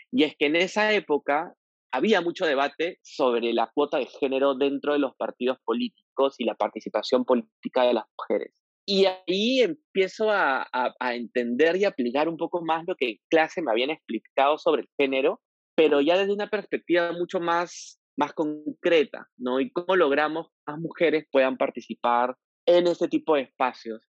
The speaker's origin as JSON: {"language": "Spanish", "region": "Piura", "country": "Peru", "moved": "as an adult", "lives_now": "Lima, Peru", "said": "Yo soy piurano, yo nací en Piura en el año 84, estudié una carrera en la Universidad Católica como abogado, me vine a Lima porque pensaba primero que Piura era una ciudad bastante conservadora y muy machista"}